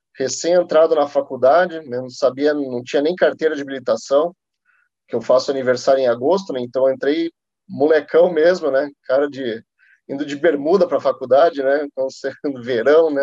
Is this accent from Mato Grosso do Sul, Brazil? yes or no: no; Curitiba, Paraná, Brazil; moved away as an adult; now in São Paulo, Brazil; Nascido em Curitiba, estou morando em São Paulo faz dois anos e meio